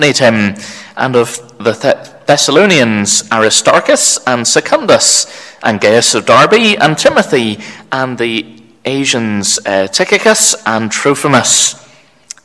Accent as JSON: {"language": "English", "town": "Belfast", "region": "Northern Ireland", "country": "United Kingdom", "tie": "born or raised there", "also_born_or_lived": "Cork, Ireland", "said": "growing up in the North Belfast EPC congregation"}